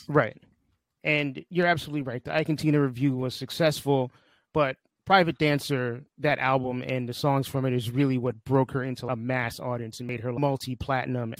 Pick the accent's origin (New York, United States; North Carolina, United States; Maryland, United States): New York, United States; New York City; I spent most of my childhood in New York City